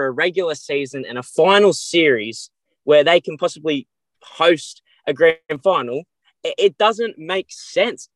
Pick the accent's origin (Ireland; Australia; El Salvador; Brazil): Australia; Newcastle, New South Wales; My club, my hometown club in Newcastle, Dudley Redhead United